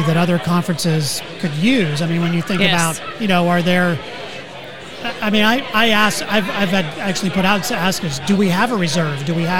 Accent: Slippery Rock, Pennsylvania, United States; moved away; my hometown of Slippery Rock, Pennsylvania.

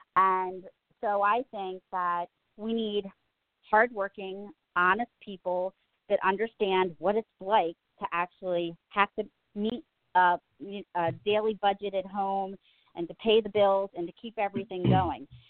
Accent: Reisterstown, Maryland, United States; now in Kingsville, United States; where I grew up in Reisterstown

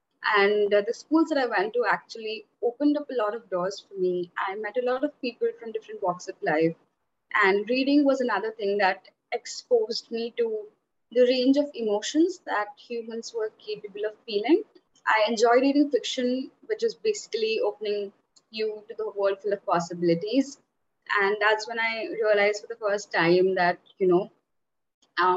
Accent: central India, India; I was born and raised in India currently, and like I have been living in India all my life

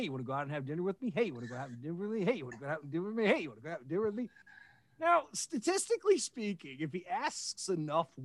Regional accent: Westchester County, New York, United States; now in Baltimore, United States; I grew up in Westchester County, New York, right along the Connecticut-New York line.

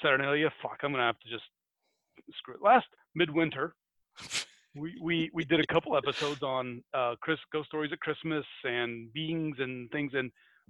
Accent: United States; because I'm American.

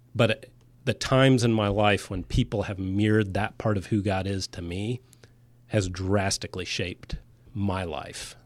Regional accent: Florida, United States; I grew up saltwater fishing in Florida.

